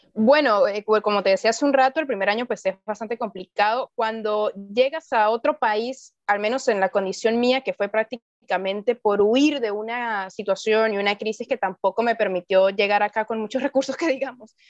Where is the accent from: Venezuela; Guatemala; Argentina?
Venezuela; San Cristóbal, Táchira; moved away as an adult; now in Lima, Peru; en mi ciudad natal, en San Cristóbal, que es la capital del estado Táchira